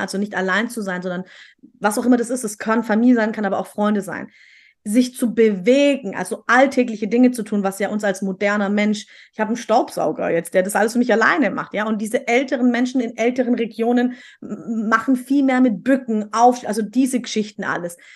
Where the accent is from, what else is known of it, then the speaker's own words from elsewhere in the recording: Stuttgart, Baden-Württemberg, Germany; bei uns in Stuttgart